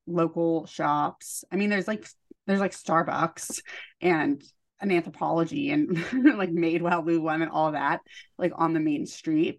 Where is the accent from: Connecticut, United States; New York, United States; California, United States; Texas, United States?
California, United States; moved away as an adult; also born or lived in the South (college); now in New Jersey, United States; I grew up in California